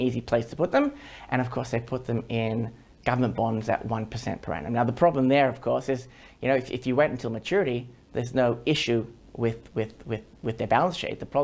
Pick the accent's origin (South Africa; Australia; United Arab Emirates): Australia; as an Australian